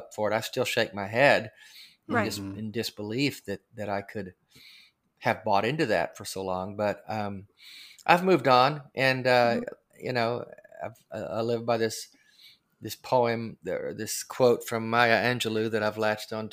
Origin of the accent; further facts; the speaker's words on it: Arkansas, United States; I grew up in Arkansas